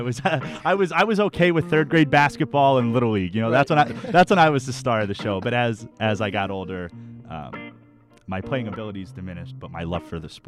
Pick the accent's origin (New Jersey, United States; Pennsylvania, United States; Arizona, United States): Pennsylvania, United States; Wilkes-Barre; moved away; I'm from Wilkes-Barre, Pennsylvania. It's okay. About 2 hours away from here, from okay. Temple. Not a big town, but there's definitely things to do.